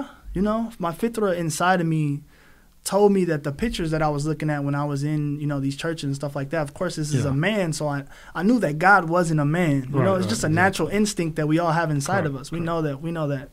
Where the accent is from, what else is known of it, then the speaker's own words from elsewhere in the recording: Minnesota, United States; moved away as an adult; also born or lived in California / Los Angeles; I'm from Minnesota, born